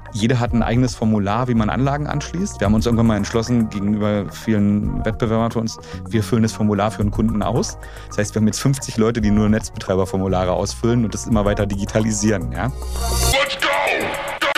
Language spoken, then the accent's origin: German; Strausberg, Brandenburg, Germany; moved away; ich bin ja genau gebürtiger Ossi und auch äh, Kind von ähm, ähm, Leuten, die jetzt gar nicht selber studiert haben, ja, meine Eltern, sondern eher sehr, bin sehr, sehr bodenständig aufgewachsen in Strausberg